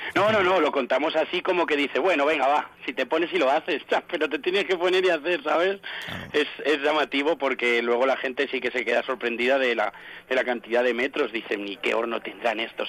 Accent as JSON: {"language": "Spanish", "town": "Alcázar de San Juan", "region": "Castilla-La Mancha", "country": "Spain", "said": "como se dice aquí en mi pueblo"}